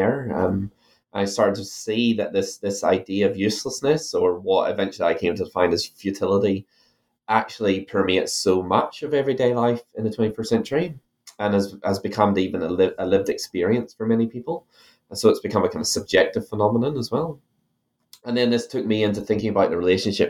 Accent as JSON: {"language": "English", "country": "Ireland", "moved": "yes", "lives_now": "New Zealand", "said": "my accent that I'm originally from Ireland"}